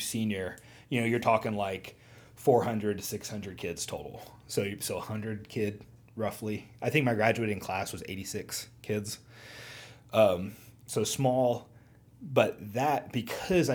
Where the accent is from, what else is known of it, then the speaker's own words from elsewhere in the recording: Benton, Missouri, United States; accent: southeastern Missouri; moved away as an adult; also born or lived in Cape Girardeau, Missouri; now in Fayetteville, United States; I lived in the same house from when I was born until I was 22 and I moved here to Fayetteville